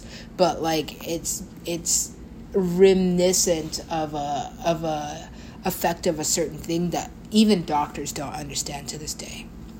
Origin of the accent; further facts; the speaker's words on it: California, United States; or just, you know, being Californian, it's gonna make me sit and hate myself